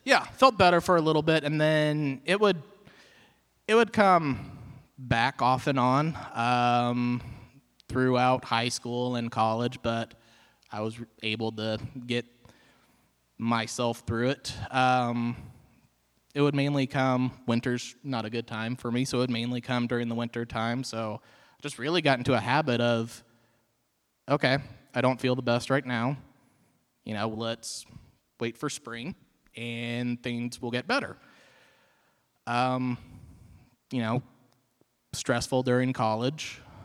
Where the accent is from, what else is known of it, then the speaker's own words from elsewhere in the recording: Marshfield, Missouri, United States; I am from Marshfield, grew up in this area.